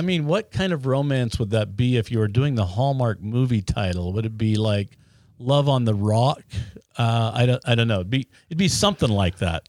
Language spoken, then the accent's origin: English; Ogden, Utah, United States; Those of us who are from Ogden are proud to be from there